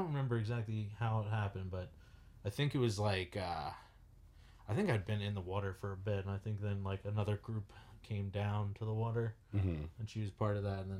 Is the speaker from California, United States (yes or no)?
no; Long Island, New York, United States; moved away as an adult; now in Los Angeles, United States; I just moved to LA. I'm from New York